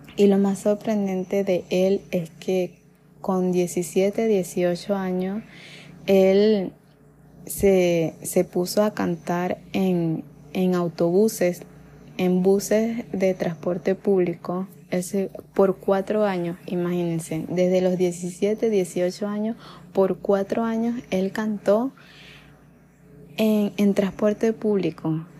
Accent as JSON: {"language": "Spanish", "country": "Venezuela", "said": "en ese tiempo la situación en mi país"}